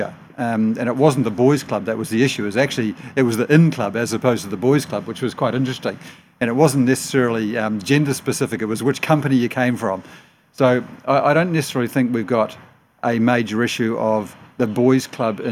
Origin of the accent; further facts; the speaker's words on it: New Zealand; now in Australia; I'm a Kiwi